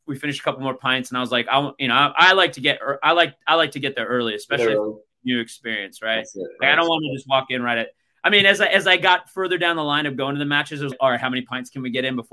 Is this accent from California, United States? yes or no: yes; Los Angeles, California, United States; also born or lived in Newcastle upon Tyne; now in San Diego, United States; growing up in the Los Angeles area